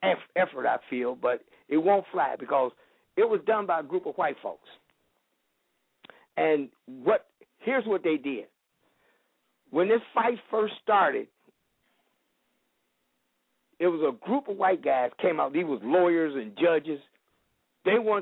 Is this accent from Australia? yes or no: no; Chicago, Illinois, United States; moved away as an adult; now in Benton Harbor, United States; I'm from Chicago